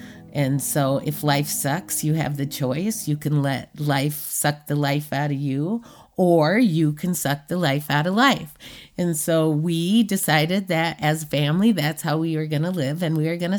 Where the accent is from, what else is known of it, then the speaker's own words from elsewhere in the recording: Washington, United States; also born or lived in Clark County, United States; But when I wasn't growing up in Clark County, I was growing up on the reservation in Washington State, on the Macaw Reservation in Nia Bay, in Tohola and Queets, the Quinault Reservations.